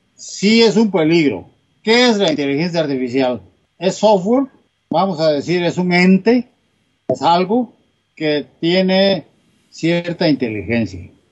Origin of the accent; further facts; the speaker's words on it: Salina Cruz, Oaxaca, Mexico; moved away; yo nací en, Oaxaca, es un pueblo del istmo, istmo de Tehuantepec pero me crié en Salina Cruz, Oaxaca.